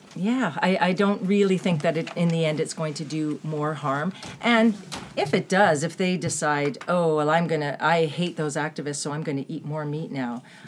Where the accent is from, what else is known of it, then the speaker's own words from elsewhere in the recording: Toronto, Ontario, Canada; moved away; also born or lived in Vancouver; I was born in Toronto, but I lived for 20 years in Vancouver.